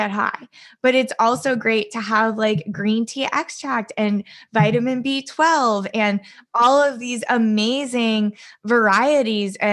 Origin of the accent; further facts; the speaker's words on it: California, United States; also born or lived in East Coast; I grew up in California. I was born on the East Coast, but I grew up here